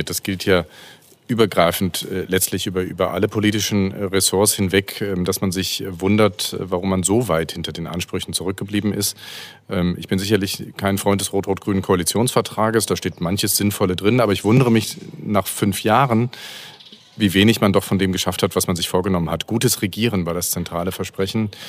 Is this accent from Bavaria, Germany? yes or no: no; Paderborn, North Rhine-Westphalia, Germany; now in Berlin, Germany; Also ich komme ursprünglich aus Paderborn, nicht ganz äh, Ruhrgebiet. Ich bin zwar in Herdecke an der Ruhr geboren, das war aber eher ein Zufall der Geburtsklinik.